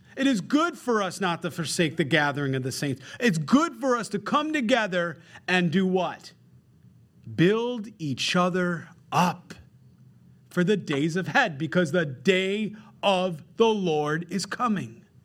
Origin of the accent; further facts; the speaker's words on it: Rochester, New York, United States; I grew up very simple in Rochester, New York